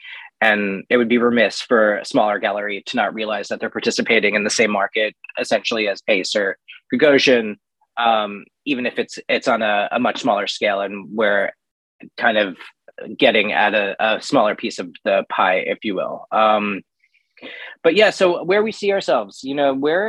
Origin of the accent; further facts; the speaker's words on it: New York, United States; I'm from New York